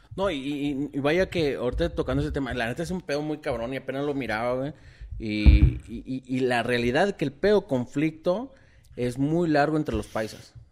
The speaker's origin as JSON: {"language": "Spanish", "country": "Mexico", "said": "Como mexicanos"}